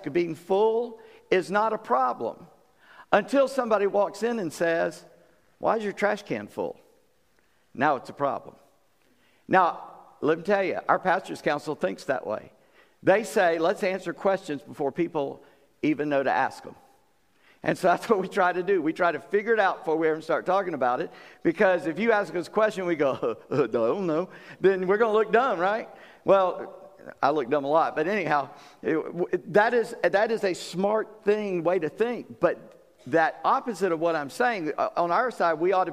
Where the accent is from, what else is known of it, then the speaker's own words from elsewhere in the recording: the South, United States; I'm a Southerner, and of course people in Virginia are Southerners. I come from a little further south than you guys